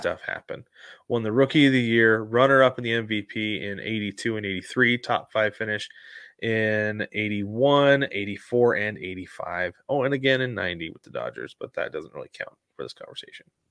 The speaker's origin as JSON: {"language": "English", "region": "West Coast", "country": "United States", "tie": "born or raised there", "said": "a kid growing up on the West Coast"}